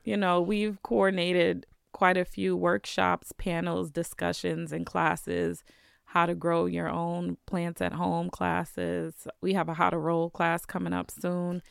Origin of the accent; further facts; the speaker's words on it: New York City, New York, United States; now in Vermont, United States; growing up in the city